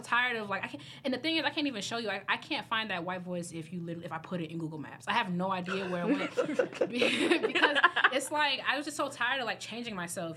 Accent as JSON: {"language": "English", "region": "Midwest", "country": "United States", "said": "I'm from the Midwest"}